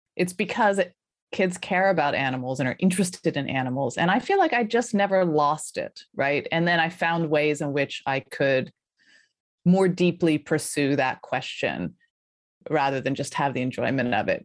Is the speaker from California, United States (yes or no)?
no; Colorado, United States; moved away as an adult; also born or lived in Philadelphia, Pennsylvania / New York; I grew up in Colorado, in the foothills of Colorado, so pretty rural, suburban